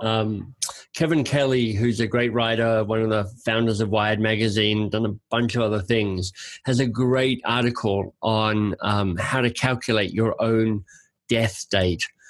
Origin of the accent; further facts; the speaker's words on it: Australia; moved away as an adult; also born or lived in Oxford, England / London, England / Boston, United States; now in Canada; I'm Australian by birth